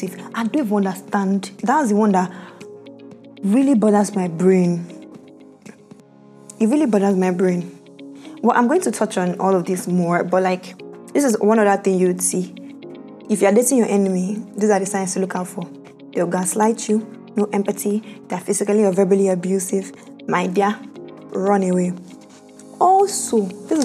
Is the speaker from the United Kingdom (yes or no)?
no; Bayelsa, Nigeria; Bayelsa is my home state